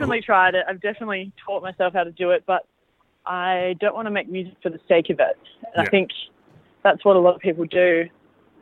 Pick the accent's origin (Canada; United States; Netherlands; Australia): Australia; I'm an Australian